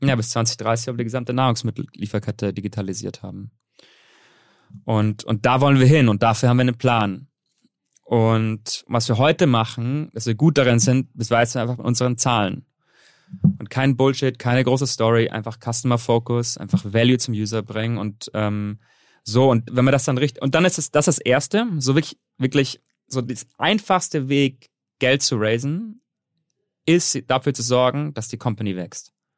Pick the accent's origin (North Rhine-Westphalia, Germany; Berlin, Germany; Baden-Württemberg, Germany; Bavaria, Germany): Bavaria, Germany; moved away as an adult; also born or lived in Netherlands / Colombia; ich bin allerdings ähm, in Deutschland aufgewachsen, kleinen Dorf in kleinen Dorf in Bayern.